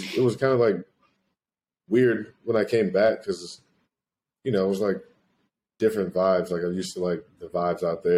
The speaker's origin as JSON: {"language": "English", "town": "Jacksonville", "region": "Florida", "country": "United States", "tie": "born or raised there", "also_born_or_lived": "Orlando, Florida / Melbourne, Australia", "moved": "as an adult", "lives_now": "Arizona, United States", "said": "I'm in Jacksonville. I'd been living in the most awesome place I'd ever lived in for, you know, a year and some change. And then I come back to my hometown"}